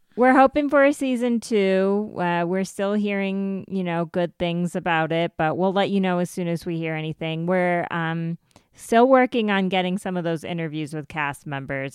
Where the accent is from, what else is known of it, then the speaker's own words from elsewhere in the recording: United States; I'm Indian and, uh, I'm Indian American